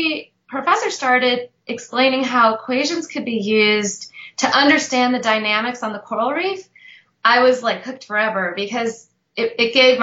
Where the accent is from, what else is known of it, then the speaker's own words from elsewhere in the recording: St. Louis, Missouri, United States; also born or lived in Israel; now in Austin, United States; I grew up totally landlocked in Missouri, in St. Louis